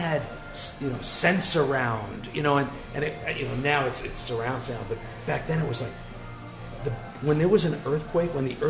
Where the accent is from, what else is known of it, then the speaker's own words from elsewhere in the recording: Hawthorne, New Jersey, United States; we grew up in Hawthorne